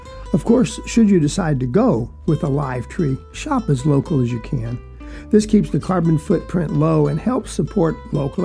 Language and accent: English; South Georgia, United States; moved away; also born or lived in Texas / Southern Virginia; Where I was raised in South Georgia as a young man